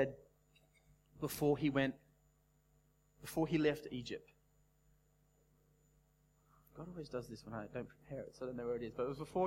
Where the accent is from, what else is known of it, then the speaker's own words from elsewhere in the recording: Australia; as an Australian young adult